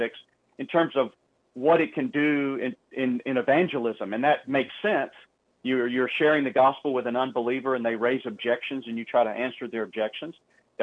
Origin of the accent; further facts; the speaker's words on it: the South, United States; I was born and reared in the South in the, quote, Bible Belt